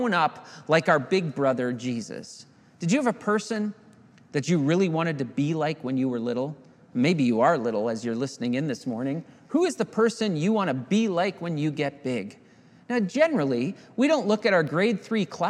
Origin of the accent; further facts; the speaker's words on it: Southern Ontario, Canada; I grew up in Southern Ontario